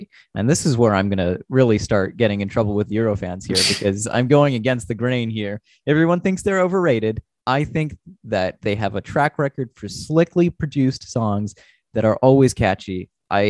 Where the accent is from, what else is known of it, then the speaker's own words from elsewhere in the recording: Canada; as a Canadian